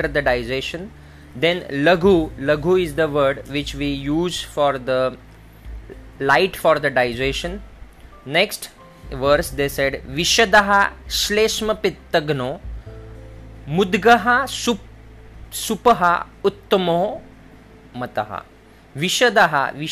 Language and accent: English; India; In Hindi, in India, we in a local language is called moong dal.